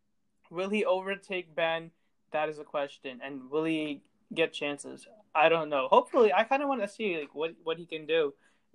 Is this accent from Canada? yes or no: yes; Canada; I was born in Canada